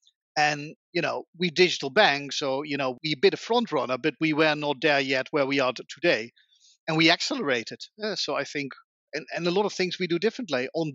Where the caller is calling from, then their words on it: The Hague, South Holland, Netherlands; I'm calling today from The Hague, in the Netherlands, where I still work from home as the majority of the people in Holland